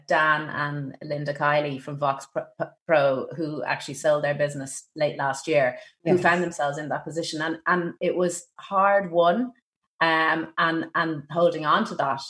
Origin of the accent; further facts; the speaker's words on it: Ireland; as an Irish woman